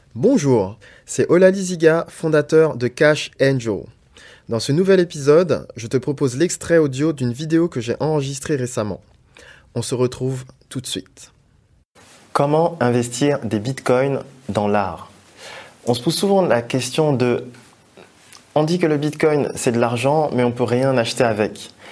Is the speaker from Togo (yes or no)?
yes; Togo; mon pays d'origine qui est le Togo